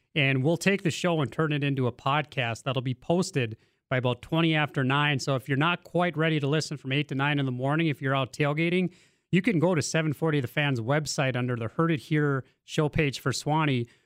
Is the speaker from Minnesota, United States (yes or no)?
no; Maddock, North Dakota, United States; I'm from Maddock